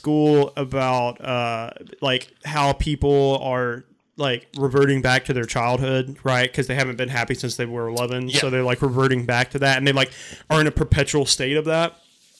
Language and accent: English; United States; like as American